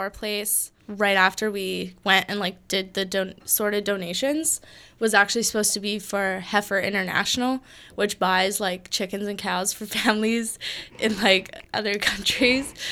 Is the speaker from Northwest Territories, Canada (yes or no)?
yes; Yellowknife, Northwest Territories, Canada; moved away as an adult; now in Victoria, Canada; I'm going to be moving to my hometown and now which is which is Yellowknife, Northwest Territories.